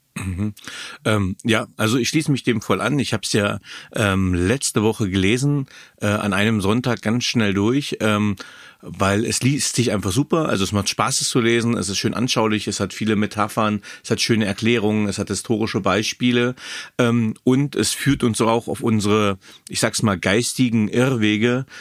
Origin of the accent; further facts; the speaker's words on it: Germany; ich bin in Deutschland aufgewachsen